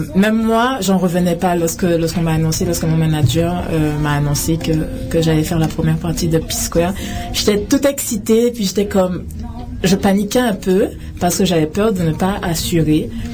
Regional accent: Guadeloupe; also born or lived in France / Paris; now in Canada

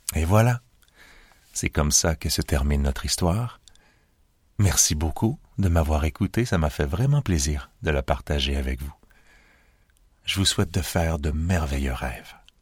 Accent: Montreal, Quebec, Canada; je viens de Montréal, au Canada

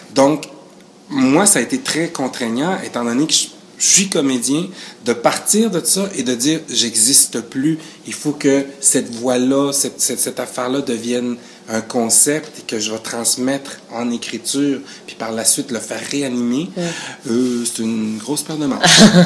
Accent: Quebec, Canada; also born or lived in Chile; je suis arrivé au Canada à l'âge de 8 ans.

